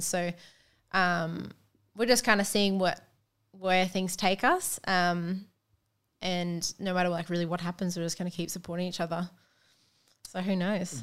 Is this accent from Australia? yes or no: yes; Sunshine Coast, Queensland, Australia; I'm from the Sunshine Coast